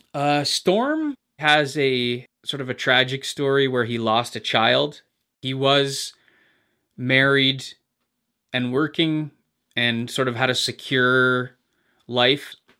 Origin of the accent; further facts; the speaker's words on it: Hamilton, Ontario, Canada; I grew up in a fairly average middle class home. Uh, I was born in McMaster Hospital